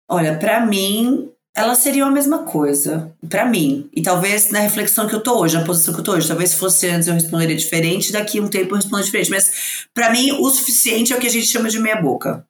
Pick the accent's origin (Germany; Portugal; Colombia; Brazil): Brazil; São Paulo; sou de São Paulo